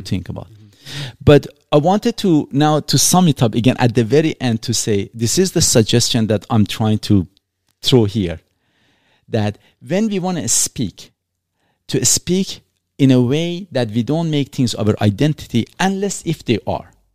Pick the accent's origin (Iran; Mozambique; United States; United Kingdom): Iran; moved away; also born or lived in Canada; I'm not an Iranian. I was born in Iran. I'm not a Canadian. I carry a Canadian passport